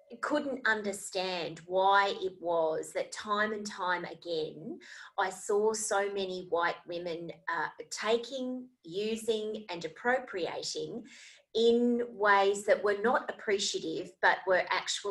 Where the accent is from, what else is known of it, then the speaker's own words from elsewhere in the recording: Australia; Australia, where I am from